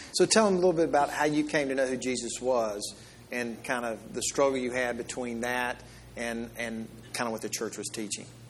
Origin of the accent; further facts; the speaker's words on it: Mississippi, United States; I'm from the South and from Mississippi